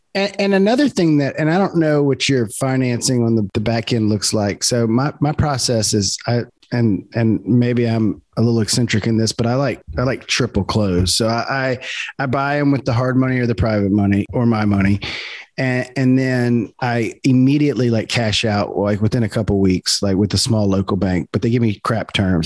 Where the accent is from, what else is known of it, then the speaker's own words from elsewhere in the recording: South Louisiana, United States; also born or lived in Baton Rouge; we're both from South Louisiana. I'm in Baton Rouge